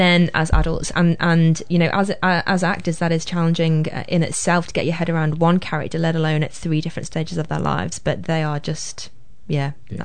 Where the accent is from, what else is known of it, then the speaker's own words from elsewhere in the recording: Liverpool, North West England, United Kingdom; accent: Scouse; now in New Zealand; we did go to a very good school that was on the other side of Liverpool and kind of just on the just about still in Liverpool in a place called Crosby